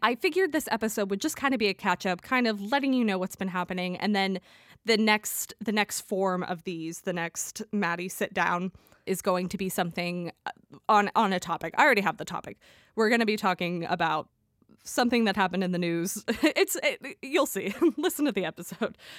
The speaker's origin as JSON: {"language": "English", "country": "United States", "also_born_or_lived": "London", "said": "I'm obviously from the United States"}